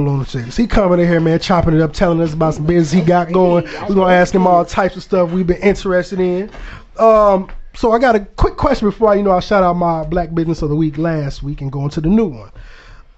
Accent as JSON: {"language": "English", "town": "Chicago", "region": "Illinois", "country": "United States", "said": "I'm from the Chicagoland area"}